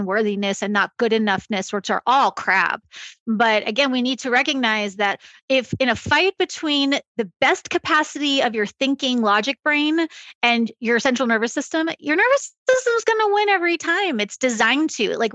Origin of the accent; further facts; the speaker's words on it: Long Island, New York, United States; I grew up on Long Island